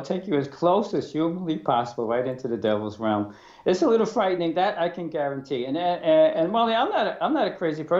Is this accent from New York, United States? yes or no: yes; New York City, New York, United States; I was born in Brooklyn, like you said. I went to an all-male parochial school